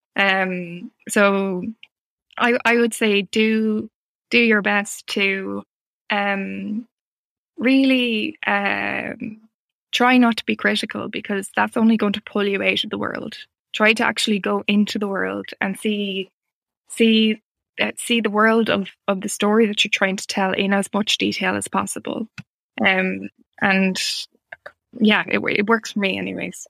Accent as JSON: {"language": "English", "country": "Ireland", "said": "as an Irish writer"}